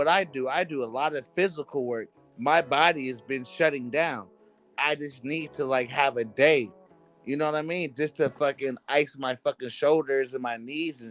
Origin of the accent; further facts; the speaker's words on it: California, United States; I grew up in California